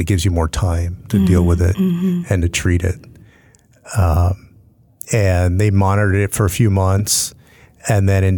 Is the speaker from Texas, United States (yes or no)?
yes; San Antonio, Texas, United States; growing up in South Texas as a Latino, grew up on the west side of town, and diabetes is rampant in San Antonio and in South Texas.